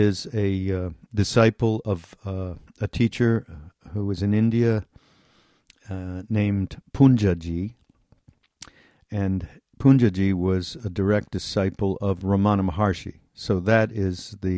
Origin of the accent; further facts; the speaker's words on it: Montreal, Quebec, Canada; now in United States; I'm from Montreal, okay, I'm going to be moving back